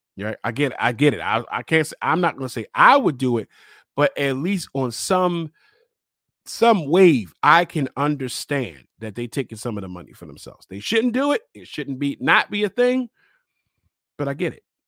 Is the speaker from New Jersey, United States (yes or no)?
no; Baltimore, Maryland, United States; I'm from Baltimore. I live in Baltimore